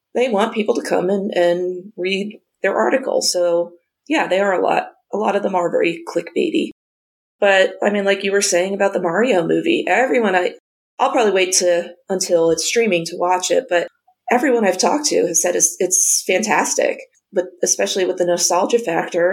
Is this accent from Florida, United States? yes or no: no; New Jersey, United States; growing up in New Jersey, we got the New York Times